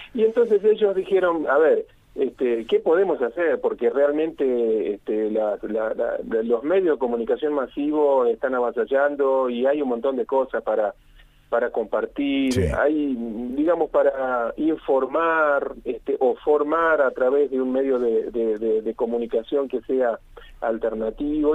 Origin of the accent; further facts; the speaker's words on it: Colón, Entre Ríos, Argentina; moved away as an adult; now in Mendoza, Argentina; nací en Entre Ríos, nací ah. en Colón, ahí sobre, el río Uruguay